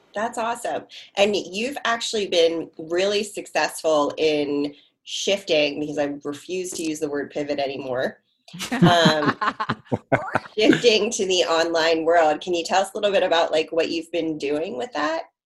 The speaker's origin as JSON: {"language": "English", "area": "Harford County", "region": "Maryland", "country": "United States", "tie": "born or raised there", "said": "I grew up in like Harford County, Maryland"}